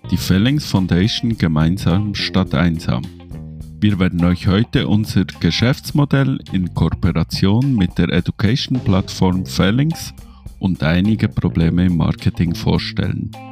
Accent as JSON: {"language": "German", "country": "Switzerland", "said": "bin 39 Jahre alt, habe zwei Kinder und wie ihr an meinem Dialekt hören könnt, ich komme aus der Schweiz."}